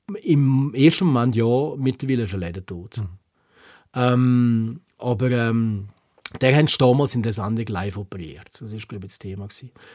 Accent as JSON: {"language": "German", "country": "Switzerland", "said": "wir in der Schweiz"}